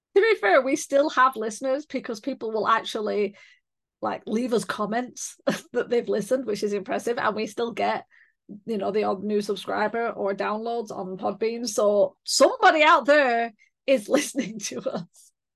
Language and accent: English; United Kingdom; I, I'm British